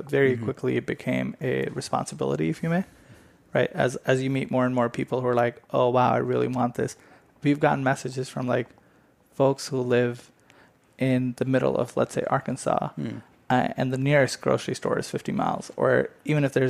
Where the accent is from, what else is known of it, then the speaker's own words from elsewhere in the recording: India; now in United States; I grew up in India